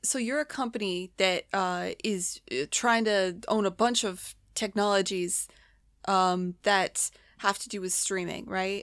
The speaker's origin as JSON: {"language": "English", "country": "United States", "said": "I'm American"}